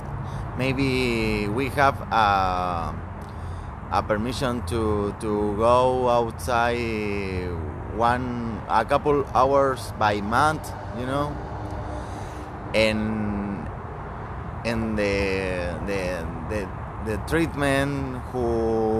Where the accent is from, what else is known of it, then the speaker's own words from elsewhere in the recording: Chile; English is a second language; moved away as an adult; also born or lived in Covelo, California; now in United States; I come from Chile. I come to USA looking for some job opportunity